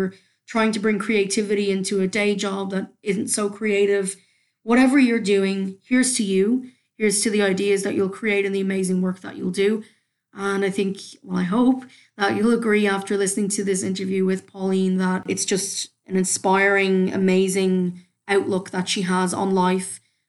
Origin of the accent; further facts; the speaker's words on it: Dublin, Leinster, Ireland; it's the mishmash accent where Canadians think I'm from Newfoundland and nobody else quite knows where. But yes, I am a Dub at heart, so we'll go with that.